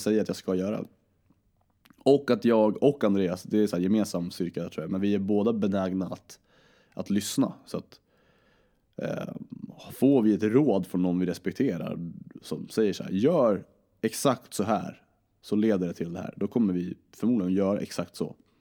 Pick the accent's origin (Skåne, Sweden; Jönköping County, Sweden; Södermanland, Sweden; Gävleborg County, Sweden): Södermanland, Sweden; Vingåker; also born or lived in Djurö, Stockholm / Nacka; now in Uppsala, Sweden; jag föddes i, på Djurö i Stockholm, föddes på Nacka sjukhus, sen så flyttade vi till Vingåker i, eh, och bodde i en prästgård där för min farsa är kyrkoherde. Och eh, så bodde vi där, idyllisk barndom